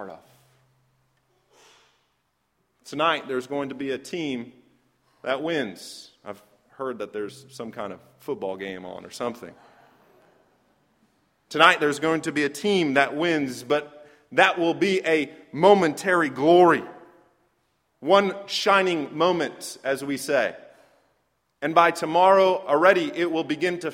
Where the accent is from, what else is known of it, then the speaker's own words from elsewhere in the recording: Michigan, United States; moved away; I grew up in Michigan